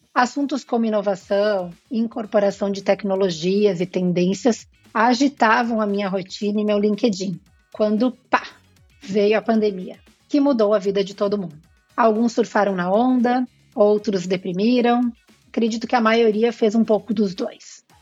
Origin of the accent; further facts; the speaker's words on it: Bento Gonçalves, Rio Grande do Sul, Brazil; also born or lived in Porto Alegre; nasci em Bento Gonçalves, na Serra Gaúcha